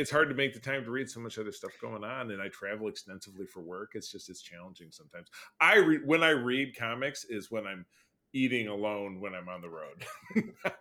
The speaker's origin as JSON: {"language": "English", "town": "Grosse Pointe", "region": "Michigan", "country": "United States", "tie": "born or raised there", "said": "my hometown of Grosse Pointe, Michigan"}